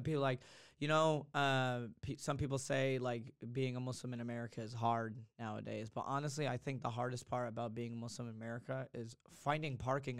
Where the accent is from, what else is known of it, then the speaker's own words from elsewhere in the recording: Yemen; I'll just be like, I'm from Yemen, and this is that.